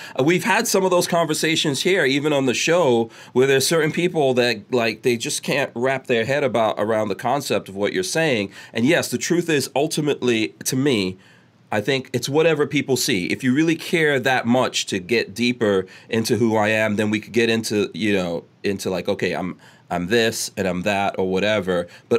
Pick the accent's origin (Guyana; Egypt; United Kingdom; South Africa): Guyana; born there; also born or lived in Nigeria; I lived in Nigeria, so I've lived, and I was born in Guyana